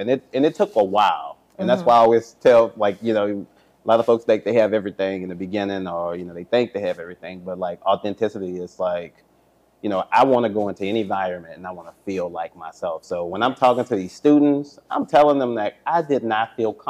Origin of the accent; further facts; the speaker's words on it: New Orleans, Louisiana, United States; I think I'm from New Orleans, and so all of my brothers, they have strong New Orleans accents, Cajun accents, and I get it a lot more when I go home